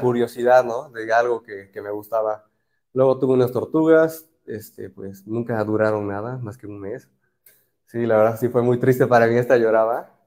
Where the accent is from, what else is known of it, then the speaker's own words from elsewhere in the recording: Orizaba, Veracruz, Mexico; soy de Orizaba, Veracruz